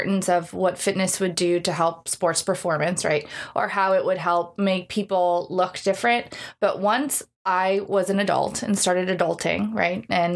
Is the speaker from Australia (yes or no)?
no; Solon, Ohio, United States; moved away as an adult; I grew up in Solon